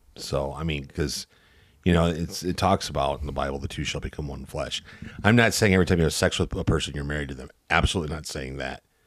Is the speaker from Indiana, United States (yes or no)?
yes; Northwest Indiana, United States; I grew up in Northwest Indiana, so, like, Hammond, Gary, Portage, Valpo area